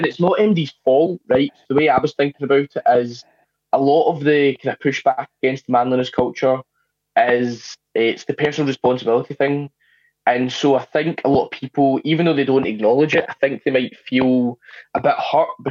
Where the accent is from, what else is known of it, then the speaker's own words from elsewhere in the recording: Scotland, United Kingdom; I grew up in Scotland